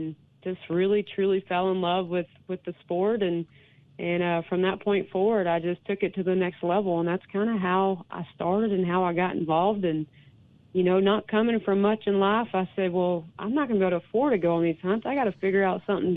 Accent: Louisiana, United States; moved away as an adult; now in Colorado, United States; I grew up in Louisiana and was, you know, came to Colorado later on in my adult life

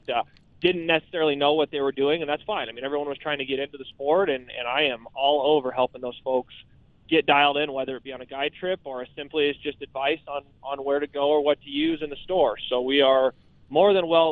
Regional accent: Colorado, United States; Growing up in Colorado and fishing here

